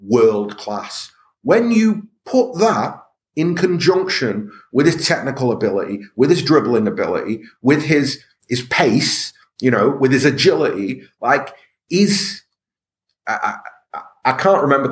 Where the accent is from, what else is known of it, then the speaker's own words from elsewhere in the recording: Stockport, North West England, United Kingdom; I'm from Stockport